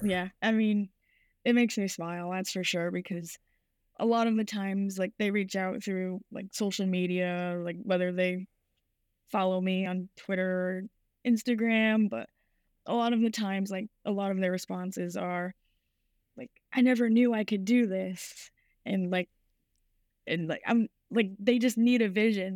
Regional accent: Rhode Island, United States; my whole life I grew up in Rhode Island, so the Boston area

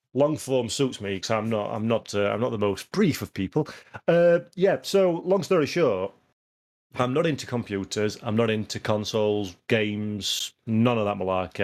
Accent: Yorkshire and the Humber, United Kingdom; I'm a Yorkshireman.

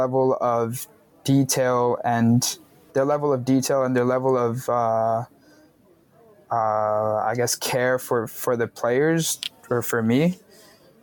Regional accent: Toronto, Ontario, Canada; also born or lived in Medellín, Colombia; I grew up in Toronto

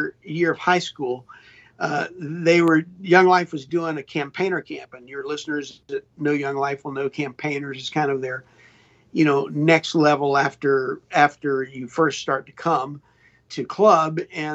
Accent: Charlotte, North Carolina, United States; We grew up in Charlotte, North Carolina

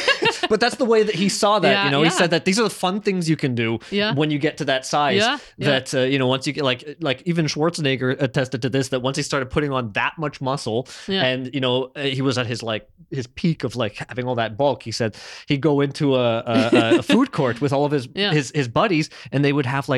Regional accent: Toronto, Ontario, Canada; I grew up in Toronto when I was a kid, and I had a couple neighbors that were just belugas.

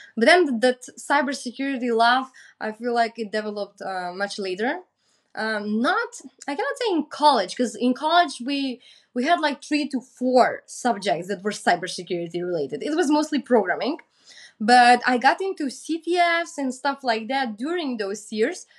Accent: North Macedonia

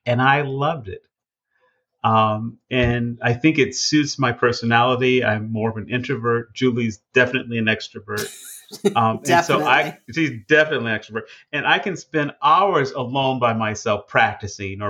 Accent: Chicago, Illinois, United States; moved away; also born or lived in Xenia, Ohio / Washington, D.C.; we moved to Chicago when I was 3 years old

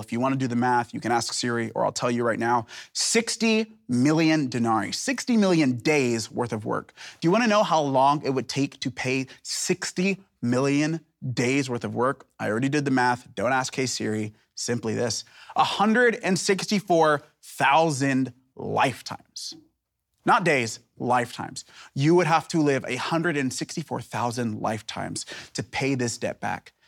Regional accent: Seattle, Washington, United States; now in Portland, United States; I'm from Seattle, Portland, it's part of the greater Northwest

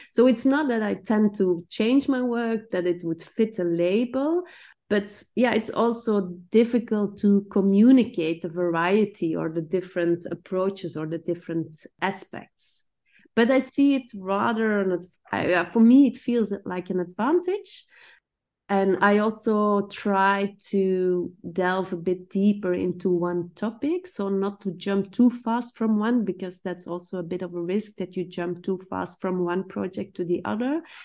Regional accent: Belgium; now in Amsterdam, Netherlands; I grew up in Stenar, which is stone village.

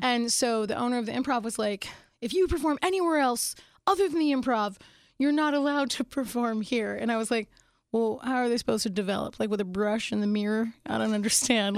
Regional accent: Phoenix, Arizona, United States; also born or lived in Pittsburgh, Pennsylvania / England; Then when I was young, I moved to Arizona, to Phoenix, Arizona

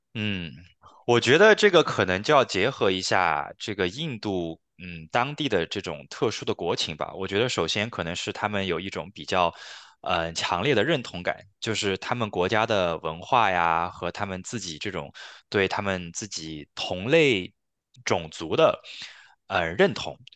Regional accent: China; now in Canada; 作为一个中国人来看

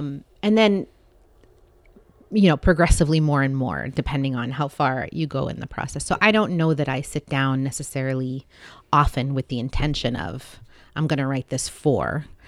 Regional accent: Saudi Arabia; also born or lived in Seattle, United States; So I was born in Seattle, but my parents are from other countries. Mm. And then a large part of my childhood was spent in a third country, Saudi Arabia.

